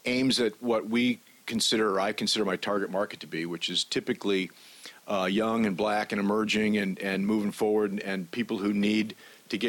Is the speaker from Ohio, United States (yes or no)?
yes; Ohio, United States; moved away as an adult; also born or lived in Detroit / Atlanta; now in Macon, United States; I grew up in Ohio, actually, and came to Atlanta about 10 years ago